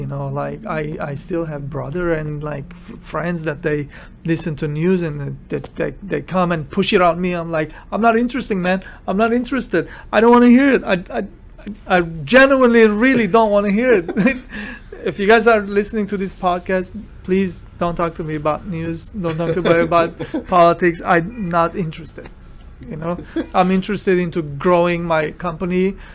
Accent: Beirut, Beirut Governorate, Lebanon; now in United States; I'm immigrant from Beirut, Lebanon, and I'm Armenian

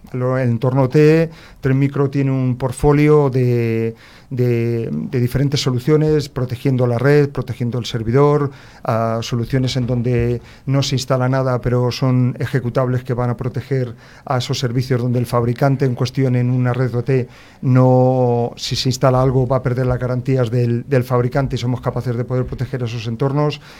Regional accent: Madrid, Community of Madrid, Spain; nací en Madrid

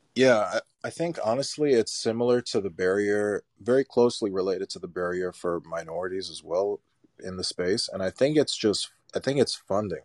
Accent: New York City, New York, United States; Growing up in New York City, I had my first company in Brooklyn when I was seventeen.

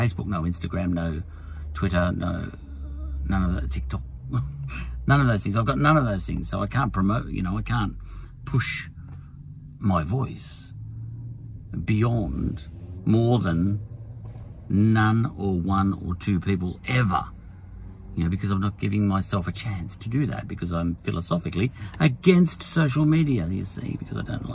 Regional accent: Australia; as an Australian, I like the way it is here

